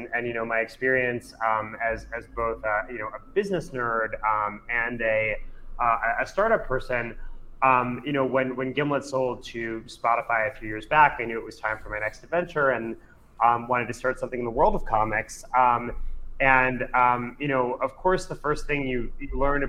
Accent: New Jersey, United States; I grew up a nerd in New Jersey, reading comics

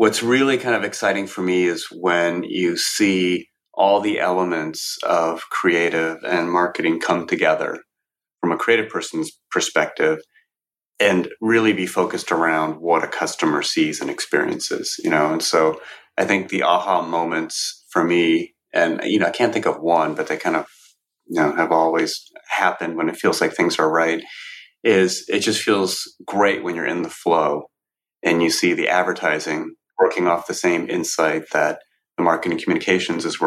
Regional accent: Cupertino, California, United States; I grew up in Cupertino, San Jose. It's a small suburb in California near the Bay Area

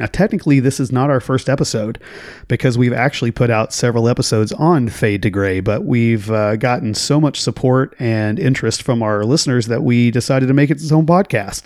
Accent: Oklahoma, United States; growing up in Oklahoma

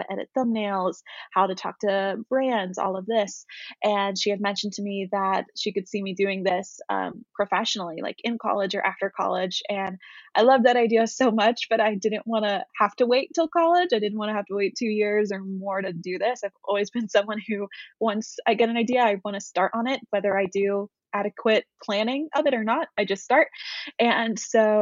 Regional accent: Knoxville, Tennessee, United States; moved away as an adult; my hometown, in Knoxville.

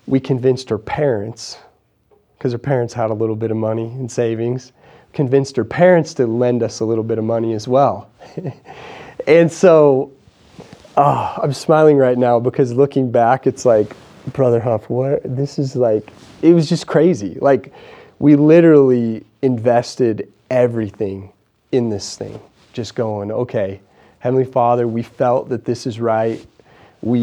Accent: Idaho, United States; I'm just a small town Idaho guy

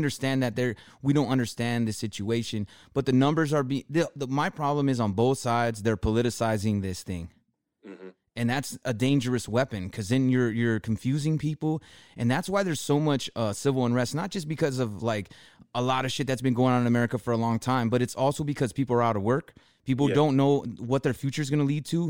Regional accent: California, United States; we're from Cali

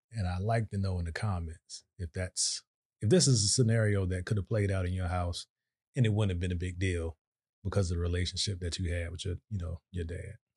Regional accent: Virginia, United States; moved away; we're from Virginia

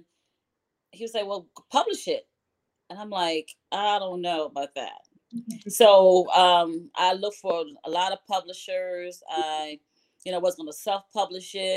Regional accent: Newport News, Virginia, United States; I am from Newport News, Virginia

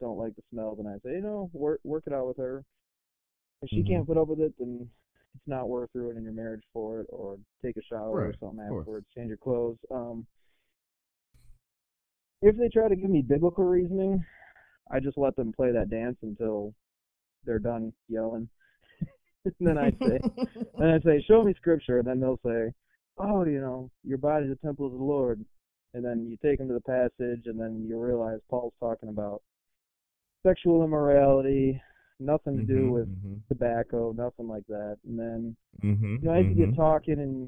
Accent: Waterford, Michigan, United States; moved away as an adult; now in Greenville, United States; I was born and raised in Waterford, Michigan, which is about 35 minutes

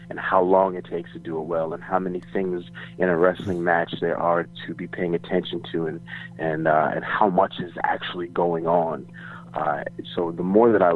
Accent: New York City, New York, United States; moved away; also born or lived in Florida / Tampa, Florida; Originally from New York. I was born and raised in Queens. I moved to Florida. I went to high school in Florida.

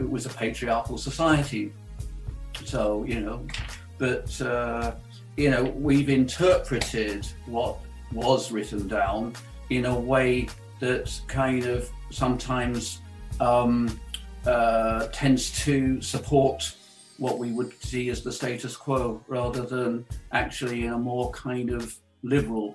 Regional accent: United Kingdom; I was brought up in the Christian church in the UK

